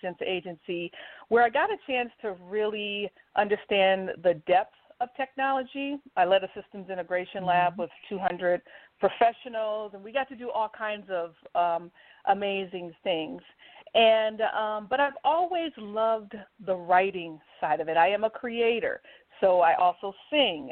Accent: St. Paul, Minnesota, United States; moved away as an adult; also born or lived in Washington, D.C. area; I am a native Minnesotan. I was born and raised in St. Paul, Minnesota

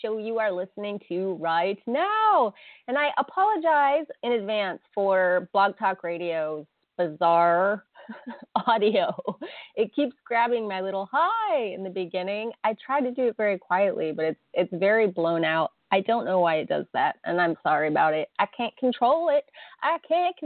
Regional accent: United States; I grew up in America where, you know, Happy New Year is January 1st.

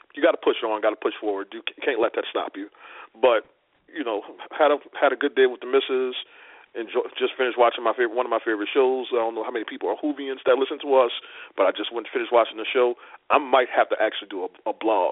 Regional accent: New Orleans, Louisiana, United States; now in Washington, D.C., United States; I'm originally from New Orleans. I stay in Washington, D.C.

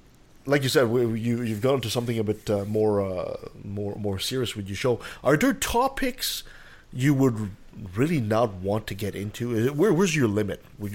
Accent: Canada; as a Canadian

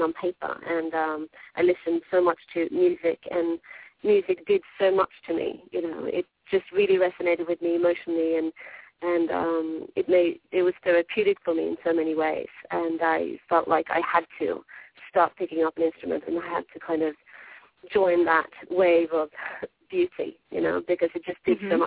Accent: Norway; moved away as an adult; now in Philadelphia, United States; I'm from Norway, born and bred

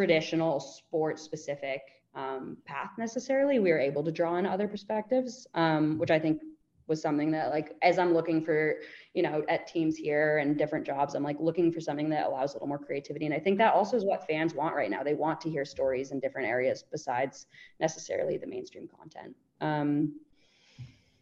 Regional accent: United States; moved away as an adult; also born or lived in Melbourne, Australia; being American

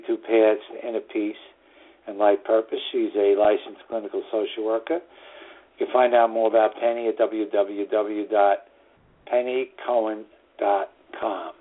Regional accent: New York City, New York, United States; northern suburbs of New York City, my hometown

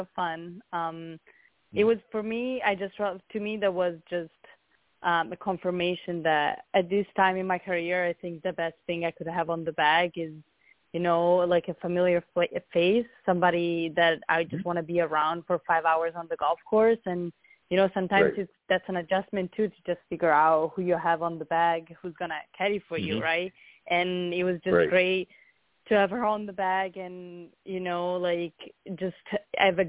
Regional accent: Siena, Tuscany, Italy; English is a second language; moved away as an adult; also born or lived in Arizona; I'm from Italy, from Siena, in Tuscany

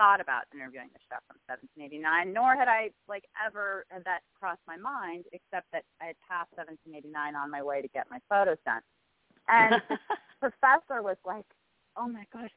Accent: Pasadena, California, United States; also born or lived in Georgetown; I grew up in Pasadena, California

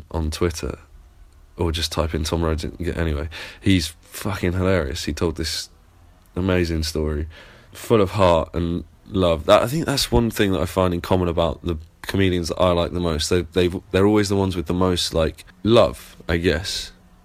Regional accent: Plymouth, South West England, United Kingdom; accent: English; now in London, United Kingdom; Plymouth, and I live in London

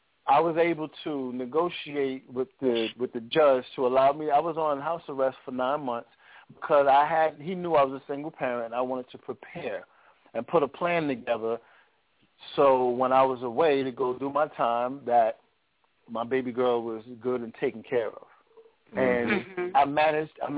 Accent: New York City, New York, United States; I'm actually back at my home where I was born and raised in Brooklyn

